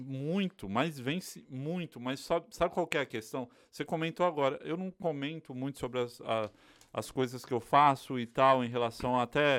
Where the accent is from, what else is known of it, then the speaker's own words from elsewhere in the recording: Bahia, Brazil; moved away; also born or lived in São Paulo; eu sou baiano